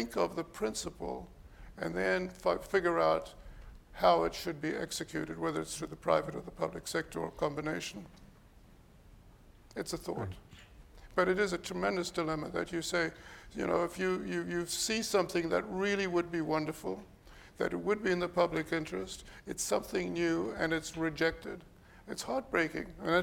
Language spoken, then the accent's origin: English; South Africa; now in Toronto, Canada; the city I grew up with in South Africa